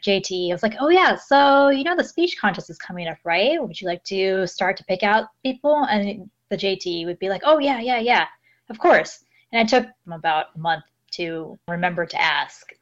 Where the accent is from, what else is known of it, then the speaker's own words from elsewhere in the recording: Los Angeles, California, United States; moved away as an adult; now in Yurihonjo, Japan; I come from Los Angeles in California